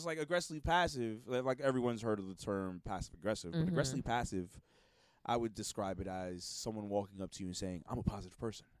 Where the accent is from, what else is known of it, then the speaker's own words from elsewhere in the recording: New York City, New York, United States; I'm from the Bronx